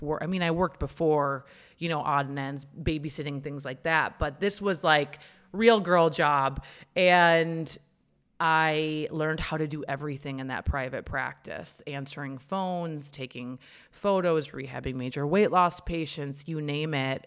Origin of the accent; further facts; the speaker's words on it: Minnesota, United States; now in Santa Monica, United States; I grew up in Minnesota. about an hour north of the Twin Cities